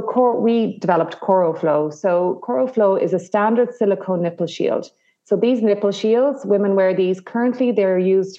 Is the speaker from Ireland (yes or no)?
yes; the Midlands of Ireland, Ireland; now in Dublin, Ireland; I'm here in Dublin, Ireland, and but I'm originally from the Midlands of Ireland